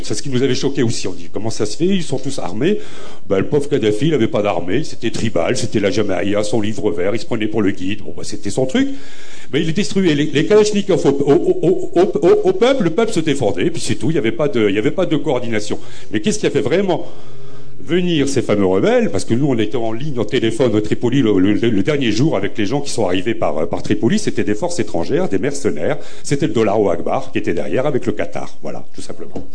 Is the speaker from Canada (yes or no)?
no; Beaumont, France; also born or lived in Nord-Pas-de-Calais; je suis né à Beaumont, dans les années 60-70